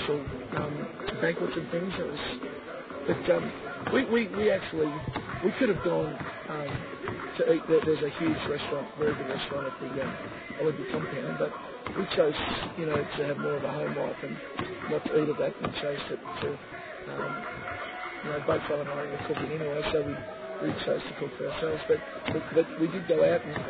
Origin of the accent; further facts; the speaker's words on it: Melbourne, Victoria, Australia; moved away as an adult; also born or lived in Ballarat / China / Sydney; now in Canberra, Australia; I'm from Melbourne, we're from Ballarat